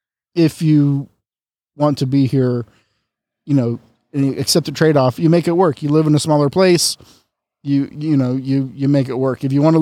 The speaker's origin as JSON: {"language": "English", "town": "San Antonio", "region": "Texas", "country": "United States", "tie": "born or raised there", "also_born_or_lived": "San Angelo / Japan", "lives_now": "San Diego, United States", "said": "Yeah, so, I originally from South Texas. I grew up like in San Antonio and San Angelo. Joined the Navy when I was, I was 22 when I joined. Spent 10 years, including time, stationed overseas in Japan and eventually landing in San Diego in 2009"}